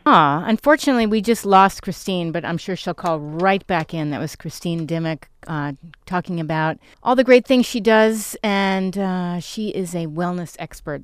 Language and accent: English; New York, United States; moved away; I grew up in New York